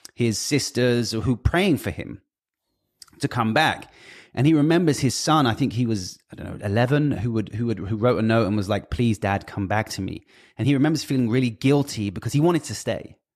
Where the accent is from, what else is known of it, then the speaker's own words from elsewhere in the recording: United Kingdom; I'm British